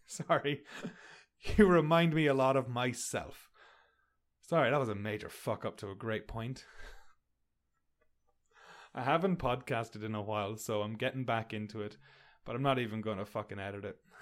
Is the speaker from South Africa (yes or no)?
no; Sligo, Ireland; moved away as an adult; also born or lived in Connecticut; now in Canada; I'm from Ireland. I grew up in the rain.